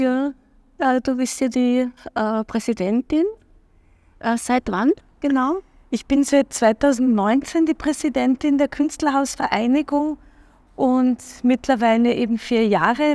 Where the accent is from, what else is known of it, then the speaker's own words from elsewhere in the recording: Klagenfurt, Carinthia, Austria; also born or lived in Wolfsberg; now in Vienna, Austria; ich bin in Klagenfurt aufgewachsen, äh, in Wolfsberg geboren, bin ans slowenische Gymnasium gegangen